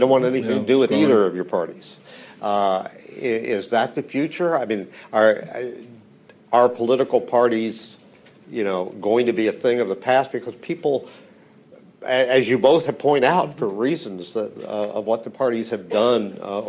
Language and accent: English; Oklahoma, United States; now in Massachusetts, United States; I'm from Oklahoma, I represented Oklahoma, but have a house in Massachusetts, and I vote in Massachusetts.